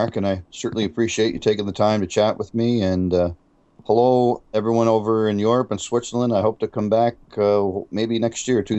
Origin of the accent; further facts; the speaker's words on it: Canada; And so being a Canadian and loving my country